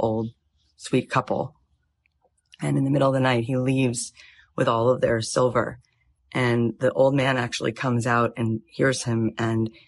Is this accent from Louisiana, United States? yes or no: no; Florida, United States; moved away as an adult; also born or lived in Jerusalem / Tallahassee, Florida; now in Los Angeles, United States; I grew up in Florida till I was 20